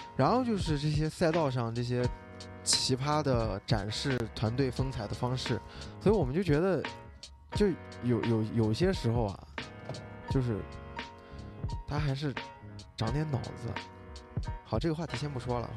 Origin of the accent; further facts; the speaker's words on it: Xinjiang, China; 我作为一个新疆人